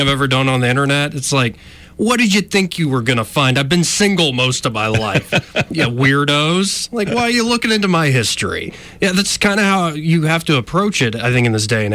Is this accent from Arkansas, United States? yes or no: no; Montgomery, Alabama, United States; I'm born and raised in Montgomery